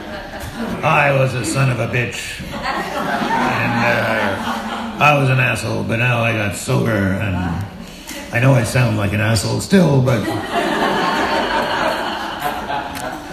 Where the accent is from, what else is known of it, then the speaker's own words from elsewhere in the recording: New York City, New York, United States; I'm from Brooklyn